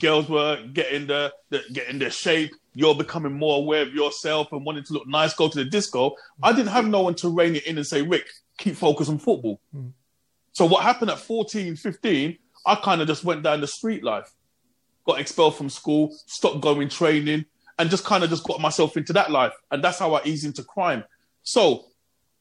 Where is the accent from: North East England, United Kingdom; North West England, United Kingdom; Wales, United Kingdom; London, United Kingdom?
London, United Kingdom; moved away as an adult; also born or lived in Birmingham; I'm coming from London